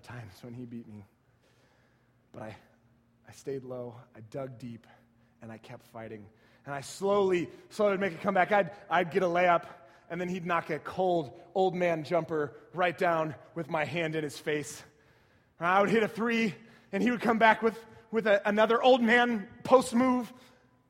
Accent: San Antonio, Texas, United States; I grew up in San Antonio watching my Spurs just wreck fools

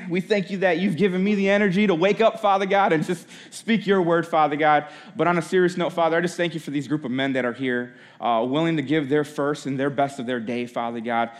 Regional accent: Holland, Michigan, United States; I grew up in Holland, Michigan

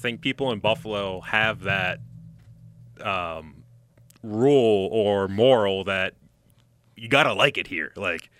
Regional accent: Hamburg, Germany; I grew up in Hamburg, and, you know, I've been around this city my entire life.

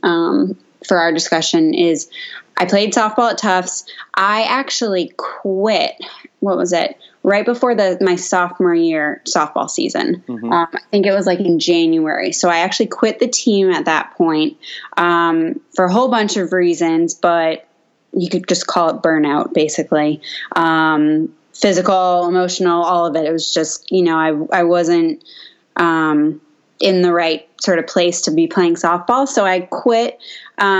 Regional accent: Boston, Massachusetts, United States; I grew up in Metro Boston area

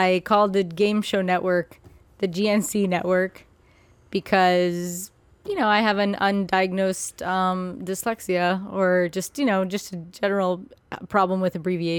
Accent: Cleveland, Ohio, United States; I'm from Cleveland.

